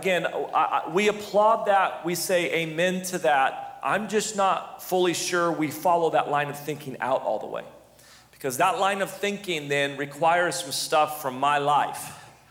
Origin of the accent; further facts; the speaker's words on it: United States; I'm an American